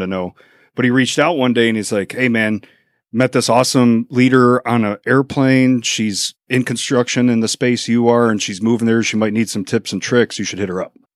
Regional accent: Chicago suburbs, Illinois, United States; now in Mansfield, United States; We kept moving away. So we were Burbank, Oaklawn, Orland Park

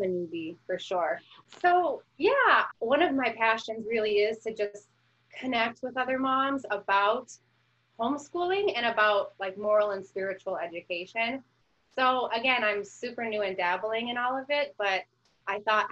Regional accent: Phoenix, Arizona, United States; I'm from Phoenix, Arizona

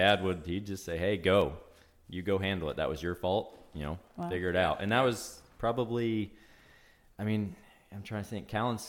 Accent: Remington, Indiana, United States; I was born and raised in Remington. Lived in the same house until I was married.

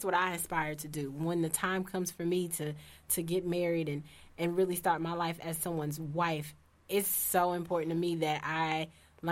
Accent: Indianapolis, Indiana, United States; I'm from Hallville. If you don't know where that is, it's a rough neighborhood in Indianapolis

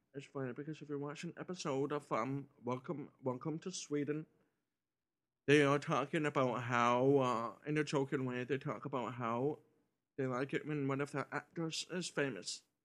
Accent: Kingston, Ontario, Canada; moved away; my hometown of Kingston

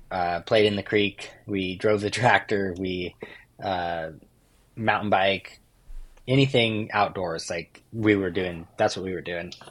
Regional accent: Oregon, United States; Like growing up in Oregon, there's a lot of logging trucks and uh, work trucks

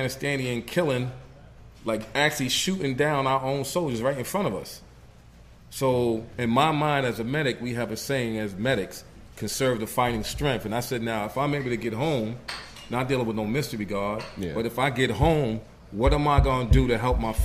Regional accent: New York, United States; moved away as an adult; also born or lived in Los Angeles; now in Georgia, United States; back home in New York

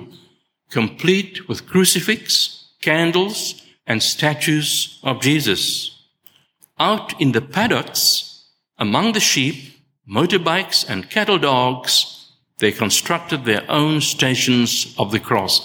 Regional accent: South Africa; I was born in South Africa

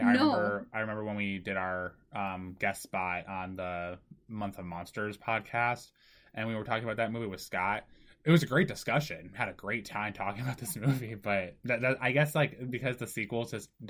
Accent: Japan; born there; Fun fact, if I've never brought this up, I was born in Japan.

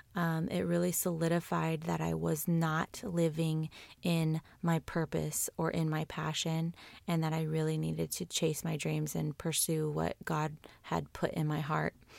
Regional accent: California, United States; I was born and raised in California

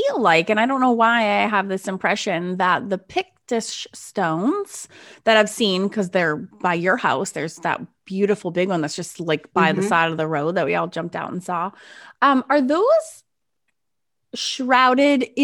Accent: United States; as an American

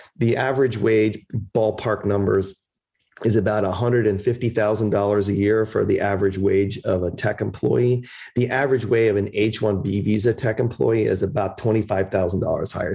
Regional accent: Chicago, Illinois, United States; moved away; also born or lived in Philadelphia; They came here in 1960 and immigrated to Chicago, which is where I was born in 62

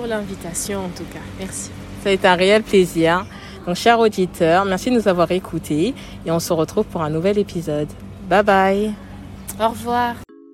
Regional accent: Kinshasa, DR Congo; J'habitais Matongué à l'époque. Matongué, Kinshasa, pas Matongué, Bruxelles

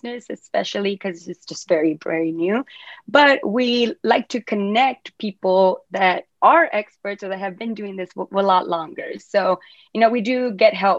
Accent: Rio Grande Valley, South Texas, United States; also born or lived in Mexico / Asia; South Texas, that's where I'm from the Rio Grande Valley

